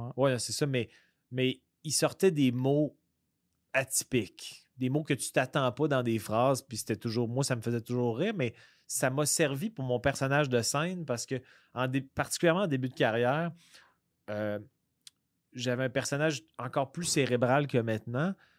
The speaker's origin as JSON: {"language": "French", "town": "Quebec City", "region": "Quebec", "country": "Canada", "said": "moi, je viens de la région de Québec"}